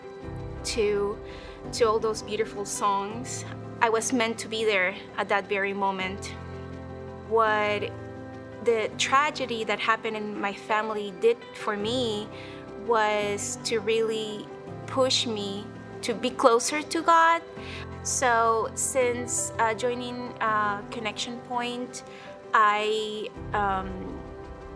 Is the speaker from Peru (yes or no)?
yes; Peru; moved away as an adult; now in United States; I was born and raised in Peru